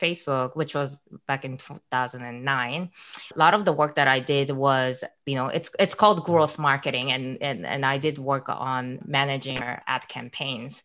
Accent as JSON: {"language": "English", "town": "Calgary", "region": "Alberta", "country": "Canada", "tie": "born or raised there", "also_born_or_lived": "Waterloo", "moved": "as an adult", "said": "I grew up in Calgary in Alberta"}